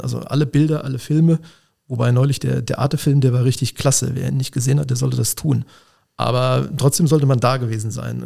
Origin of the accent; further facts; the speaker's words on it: Siegen, North Rhine-Westphalia, Germany; moved away as an adult; also born or lived in Mainz; now in Koblenz, Germany; Ich stamme aus dem Siegerland, ich komme tatsächlich aus Siegen, da bin ich geboren